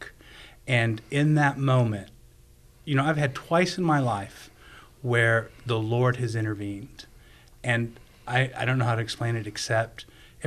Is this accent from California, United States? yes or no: yes; Southern California, United States; moved away; I grew up in Southern California